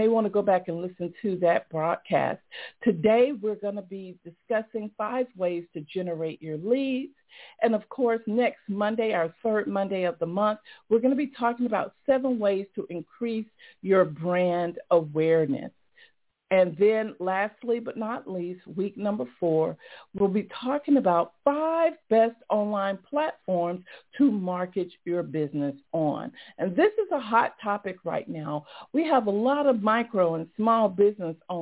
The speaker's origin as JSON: {"language": "English", "town": "Atlanta", "region": "Georgia", "country": "United States", "tie": "born or raised there", "said": "here in my hometown, Atlanta"}